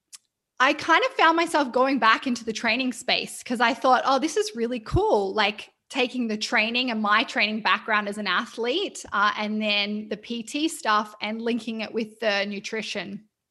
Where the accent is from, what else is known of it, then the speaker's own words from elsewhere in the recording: New South Wales, Australia; now in Vancouver, Canada; Yeah, so I am Australian. I have a quite eclectic accent that people sometimes aren't sure, but I grew up near Byron Bay and I've lived in Vancouver in Canada for nearly 5 years. But I am an Australian lizard at heart.